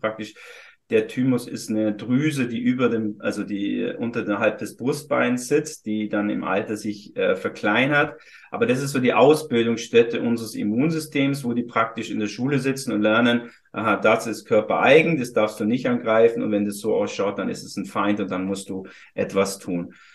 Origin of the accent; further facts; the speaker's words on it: Füssen, Bavaria, Germany; moved away as an adult; now in Hamburg, Germany; hatte einmal eine Praxis in Süddeutschland, in Füssen, äh, aus meinem, wo ich geboren bin.